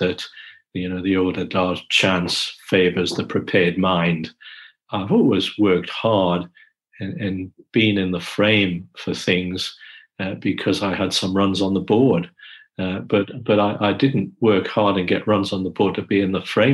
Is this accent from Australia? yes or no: yes; Australia; moved away as an adult; now in London, United Kingdom; moving back to Australia to run Monash was an easier move because we're Australian